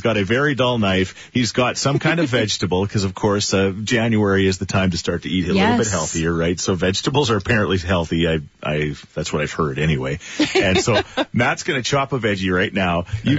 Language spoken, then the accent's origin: English; Australia; See, I'm Australian. I can't do it. I can't do the accent.